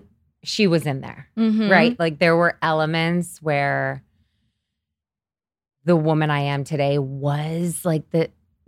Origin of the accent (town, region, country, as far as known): Syracuse, New York, United States; born or raised there; moved away as an adult; now in New York City, United States